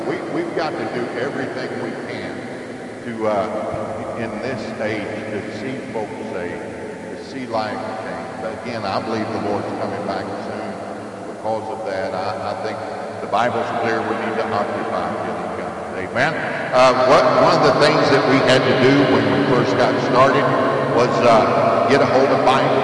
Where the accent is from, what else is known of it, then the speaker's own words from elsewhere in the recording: Pasadena, Texas, United States; I am from uh, Pasadena, Texas. Grew up down there. It's a uh, suburb, suburb of Houston